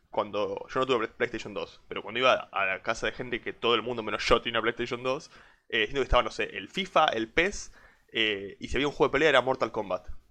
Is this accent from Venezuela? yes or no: no; Argentina; como argentino